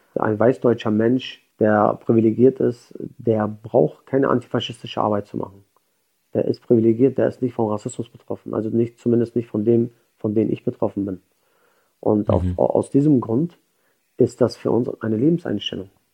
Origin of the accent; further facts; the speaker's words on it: Schleswig-Holstein, Germany; ich komme aus Schleswig-Holstein oder aus, aus Deutschland